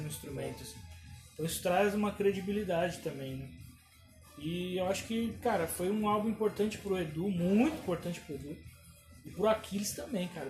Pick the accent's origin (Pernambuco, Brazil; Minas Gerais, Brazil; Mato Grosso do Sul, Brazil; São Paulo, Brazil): São Paulo, Brazil; lá na, na freguesia do Ó, onde eu cresci